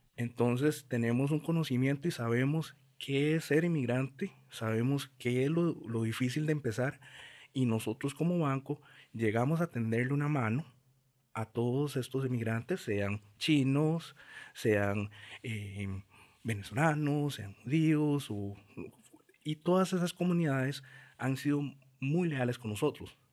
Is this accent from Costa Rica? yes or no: yes; Montes de Oca and Curridabat, San José, Costa Rica; Crecí en Montes de Oca y Curriabat